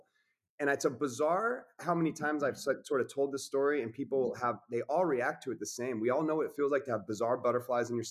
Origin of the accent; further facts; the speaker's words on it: Coeur d'Alene, Idaho, United States; I'm from Coeur d'Alene, Idaho.